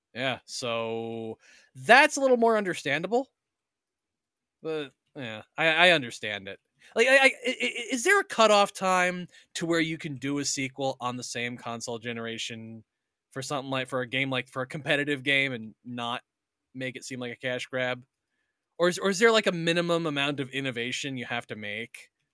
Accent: United States; I'm still an American

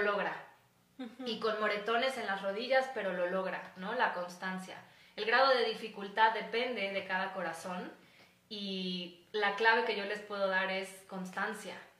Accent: Mexico; soy ciudadana de México

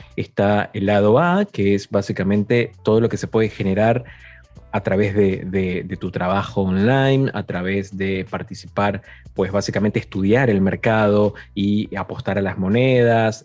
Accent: Argentina; yo soy argentino

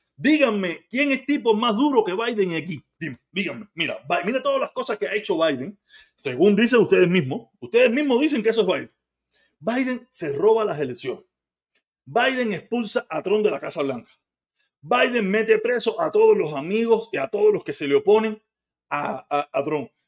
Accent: Cuba; moved away; Yo soy cubano, yo nací en Cuba

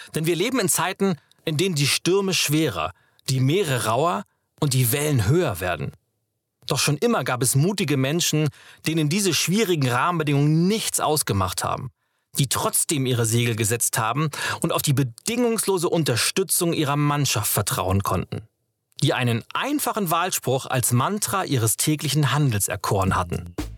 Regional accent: Schleswig-Holstein, Germany; now in Berlin, Germany; Ich bin in Schleswig-Holstein geboren, dem Land zwischen Nord- und Ostsee.

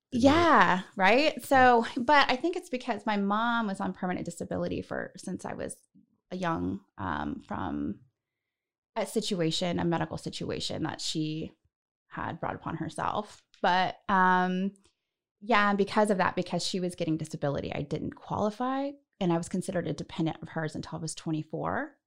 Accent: Northern California, United States; moved away as an adult; also born or lived in Los Angeles; I'm from Northern California originally

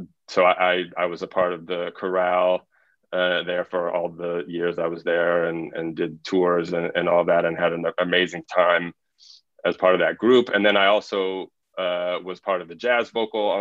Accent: Los Angeles, California, United States; moved away; also born or lived in Miami; I grew up in Los Angeles.

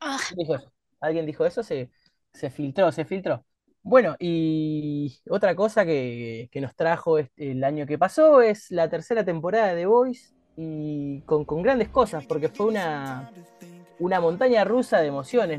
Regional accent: Argentina; como argentinos

